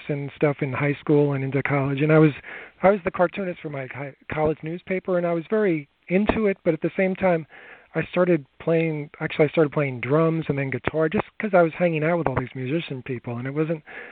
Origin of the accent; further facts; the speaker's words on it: Long Island, New York, United States; I grew up here on Long Island in New York